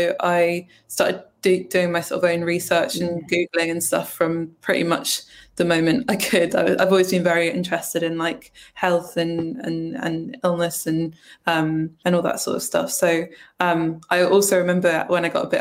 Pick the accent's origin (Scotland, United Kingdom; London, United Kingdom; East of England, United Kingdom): Scotland, United Kingdom; also born or lived in England; I moved from England to Scotland when I was 8 years old